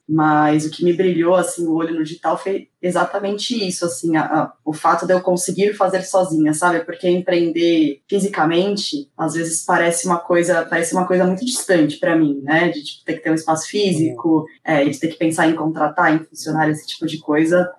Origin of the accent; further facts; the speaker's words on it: São Paulo, Brazil; Deu pra ver que eu sou paulista mesmo, né? Porque eu falo bastante meu